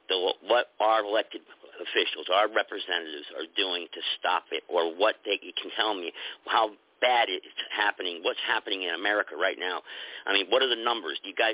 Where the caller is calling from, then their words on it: United States; I'm calling from the United States. That's irrelevant. I'm a United States American citizen.